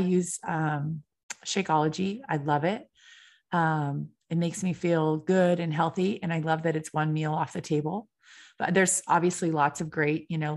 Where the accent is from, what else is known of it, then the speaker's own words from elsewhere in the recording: California, United States; I'm from California.